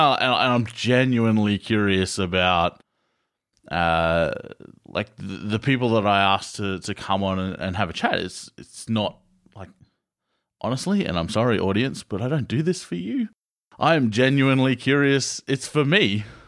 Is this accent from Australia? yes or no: yes; Australia; we're Aussie.